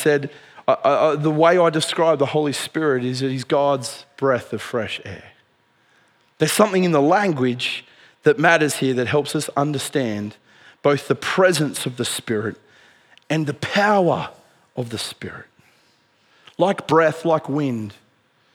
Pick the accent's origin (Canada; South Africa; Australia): Australia; Dubbo, New South Wales; When I was a teenager growing up in Dubbo